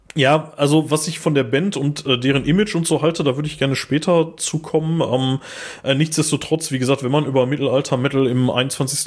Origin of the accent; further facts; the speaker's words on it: Ruhr area, North Rhine-Westphalia, Germany; wir kommen aus Ruhrpott